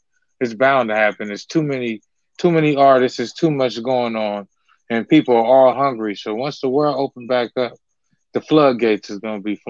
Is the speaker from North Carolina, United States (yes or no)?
no; Pasadena, California, United States; also born or lived in Inland Empire, California / San Bernardino, California; I grew up in Pasadena, California.